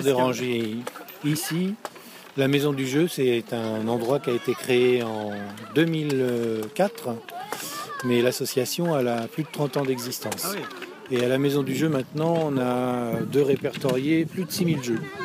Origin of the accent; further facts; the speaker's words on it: Louviers, Normandy, France; on est chez nous, on est de Louviers, et on, bouge autour de Louviers.